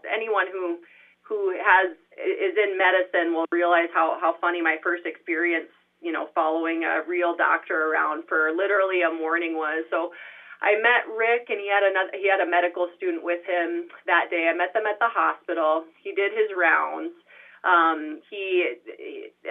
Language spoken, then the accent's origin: English; Brookings, South Dakota, United States; I'm originally from Brookings. I was born and raised here